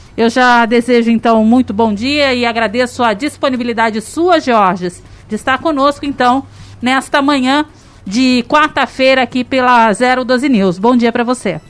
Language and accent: Portuguese; Vale do Paraíba, São Paulo, Brazil; now in São José dos Campos, Brazil; E eu, eu não nasci aqui, mas sou da região do Vale